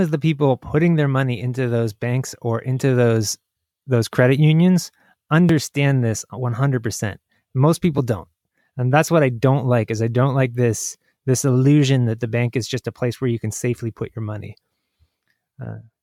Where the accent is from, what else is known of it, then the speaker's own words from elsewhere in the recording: United States; I'm American